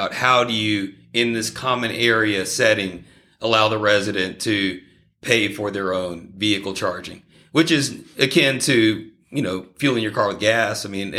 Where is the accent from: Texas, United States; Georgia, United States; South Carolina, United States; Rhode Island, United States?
Texas, United States; Houston; I grew up in Houston, Texas.